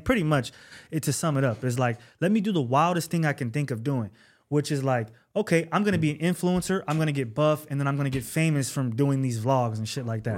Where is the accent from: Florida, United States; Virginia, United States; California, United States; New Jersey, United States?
California, United States; Bay Area; I'm not from Los Angeles. I'm a Bay Area native. I'm Northern Cali